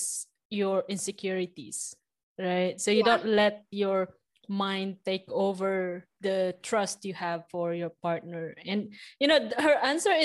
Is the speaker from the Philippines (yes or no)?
yes; Philippines; I'm from Philippines